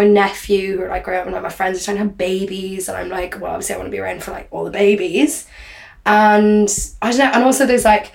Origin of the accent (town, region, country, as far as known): Dublin, Leinster, Ireland; now in Paris, France